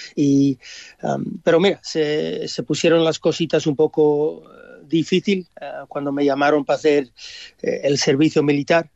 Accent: Australia; moved away as an adult; also born or lived in Spain; un chaval de padres españoles nacer en Australia

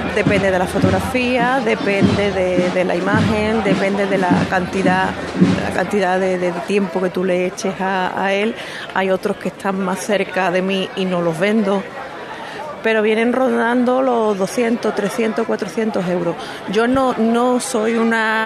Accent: Bormujos, Andalusia, Spain; Yo soy de Bormujo, soy nativa de aquí

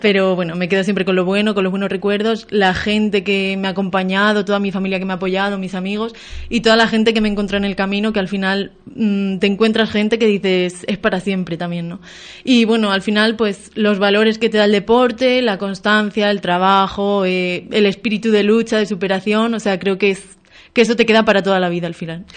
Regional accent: Béjar, Castile and León, Spain; moved away as an adult; now in Galicia, Spain; en mi pueblo

